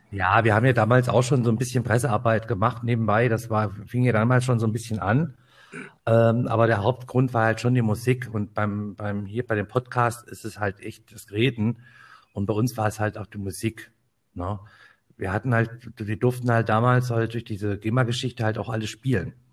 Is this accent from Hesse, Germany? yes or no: yes; Kassel, Hesse, Germany; ich komme aus dem schönen Hessen, aus dem schönen Nordhessen, bin geboren in Kassel